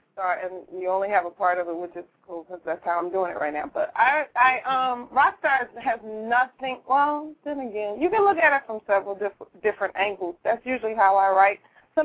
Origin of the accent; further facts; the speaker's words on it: Tallahassee, Florida, United States; Obviously. I mean, come on, country girl to the city. I came from Tallahassee to here